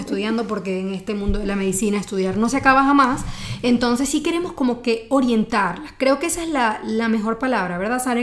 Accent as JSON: {"language": "Spanish", "country": "Venezuela", "moved": "yes", "lives_now": "Mexico City, Mexico", "said": "soy venezolana y aquí en Ciudad de México hice mi subespecialidad"}